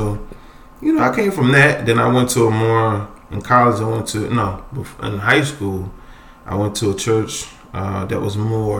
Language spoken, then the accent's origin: English; Philadelphia, Pennsylvania, United States; I'm from Philly.